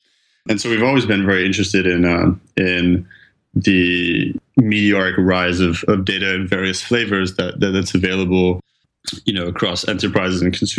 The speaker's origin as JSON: {"language": "English", "country": "France", "also_born_or_lived": "Geneva, Switzerland", "said": "I'm originally from France, but I went to school in Geneva in Switzerland and I studied in English, took a bunch of courses in French as well, where I'm also fluent"}